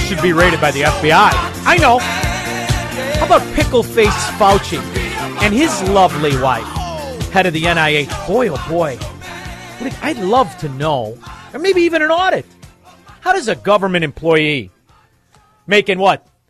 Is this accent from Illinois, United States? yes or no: yes; Chicago, Illinois, United States; we're from Chicago. I'm from Chicago